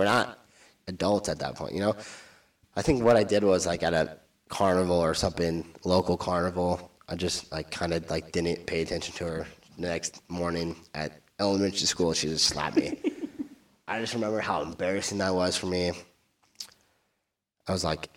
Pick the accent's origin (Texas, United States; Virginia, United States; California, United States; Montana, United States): California, United States; Orange County; moved away as an adult; now in Boise, United States; I'm from Orange County